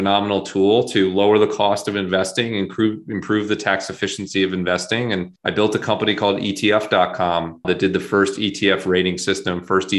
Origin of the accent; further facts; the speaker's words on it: United States; moved away as an adult; also born or lived in Maine; now in West Coast, United States; I grew up in DC and Virginia, and then went to college in Maine and lived in Maine for a number of years